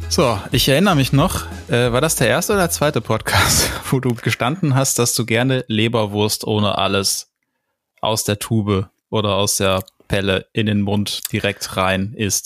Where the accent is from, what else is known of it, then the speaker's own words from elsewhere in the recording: Germany; wo ich aufgewachsen bin, im Westen und im Norden